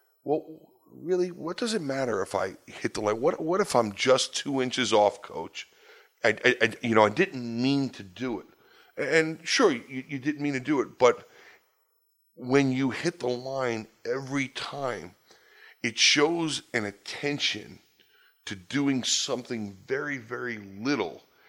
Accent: New York, United States; You know, I grew up in New York, Long Island. I'm the product of a divorced home.

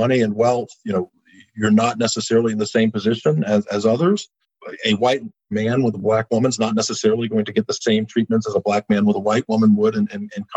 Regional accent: Eastern North Carolina, United States; also born or lived in New Bern, North Carolina; These were all Eastern North Carolina places. And when I was a child, both in my hometown and here, you wouldn't see interracial couples

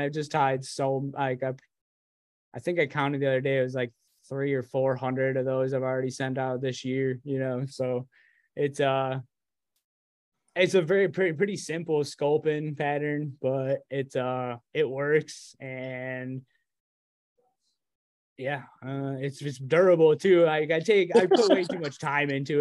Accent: New York, United States; I live as far away from you as New York City as you can get

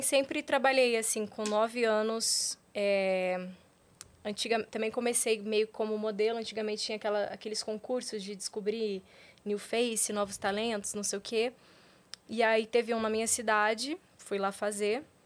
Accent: Paraná, Brazil; now in Rio de Janeiro, Brazil; eu sou paranaense

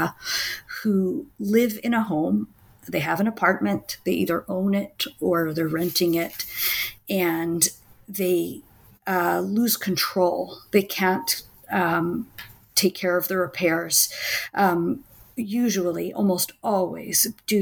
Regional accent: Washington, District of Columbia, United States; now in Israel; I grew up in the Washington, D.C. area

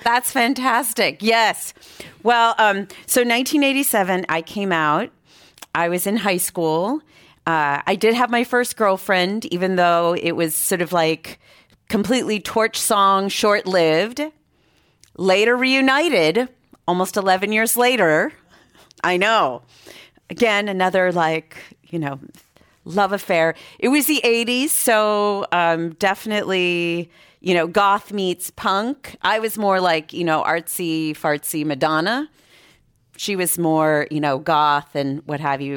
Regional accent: Boston, Massachusetts, United States; moved away as an adult; now in San Francisco, United States; I grew up in Boston, Massachusetts

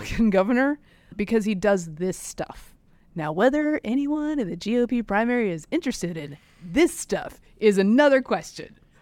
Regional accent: inland North Carolina, United States; moved away; Some schools, even in my hometown, inland North Carolina

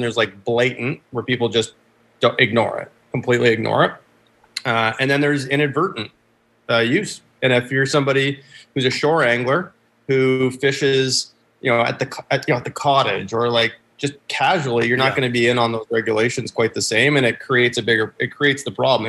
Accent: about an hour north of Toronto, Ontario, Canada; also born or lived in Boston, United States; I grew up uh, just north of the border. Actually, so I'm I'm about an hour north of Toronto

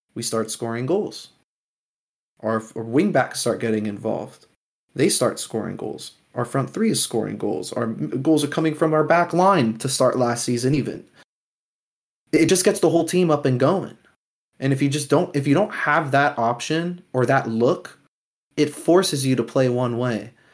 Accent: United States; as an American Chelsea fan

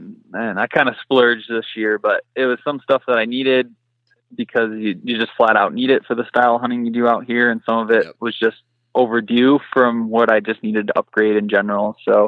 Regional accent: Michigan, United States; moved away as an adult; now in Colorado, United States; I'm originally from Michigan. And so I moved out to Colorado about a year and a half ago.

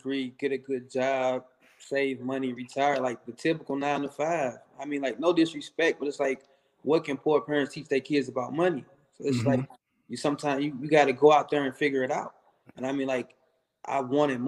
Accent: St. Louis, Missouri, United States; I'm originally from St. Louis, Missouri. I still stay in St. Louis.

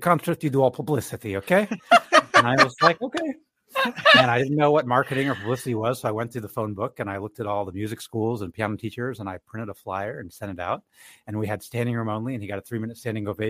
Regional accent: San Antonio, Texas, United States; moved away as an adult; also born or lived in Japan / East Coast / out west; I'm actually from San Antonio

